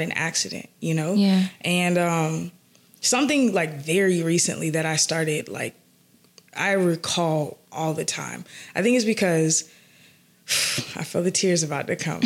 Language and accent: English; Atlanta, Georgia, United States; I'm from the south side of Atlanta